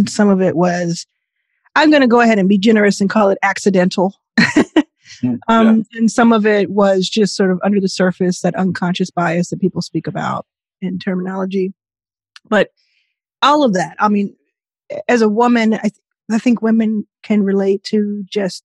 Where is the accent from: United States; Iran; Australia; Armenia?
United States; Dallas, Texas; moved away; also born or lived in Jackson, Mississippi; I was born in Jackson, Mississippi. I very soon after was living in and grew up in Dallas, Texas, and my formative years there